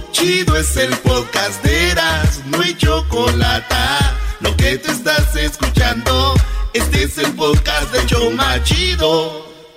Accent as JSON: {"language": "Spanish", "country": "Guatemala", "said": "yo soy de Guatemala"}